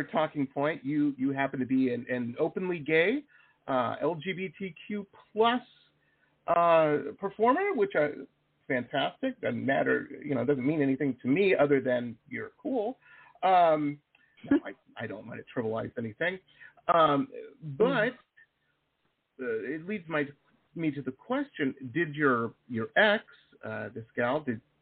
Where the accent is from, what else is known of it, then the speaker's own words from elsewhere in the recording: Detroit, Michigan, United States; moved away; also born or lived in Las Vegas; I grew up in Detroit